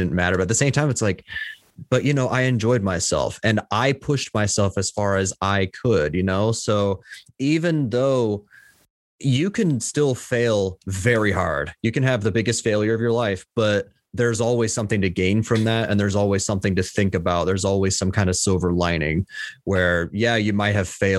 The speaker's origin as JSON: {"language": "English", "region": "Tennessee", "country": "United States", "tie": "born or raised there", "also_born_or_lived": "Illinois", "said": "I was born in Illinois, but currently I am in Tennessee. So I've been here since I was three"}